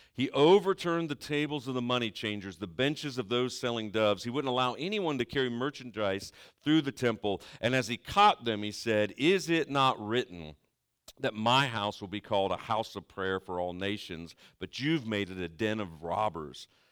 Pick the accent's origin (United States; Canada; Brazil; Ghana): United States; Southeastern Ohio; I'm from Southeastern Ohio